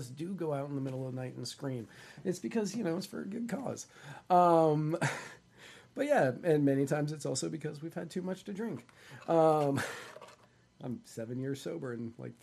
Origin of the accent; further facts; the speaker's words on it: Manassas, Virginia, United States; moved away; I'm from Virginia, not originally, but I grew up there, and I grew up in a town called Manassas, Virginia.